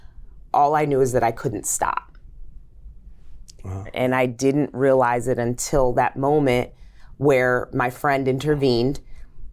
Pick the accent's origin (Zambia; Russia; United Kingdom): Zambia; now in United States; I'm African, born in Zambia. My mom's Zambian, and my dad is Caucasian American